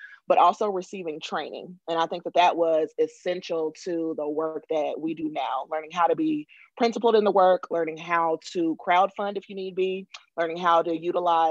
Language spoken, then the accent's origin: English; Indianapolis, Indiana, United States; I was born and raised in Indianapolis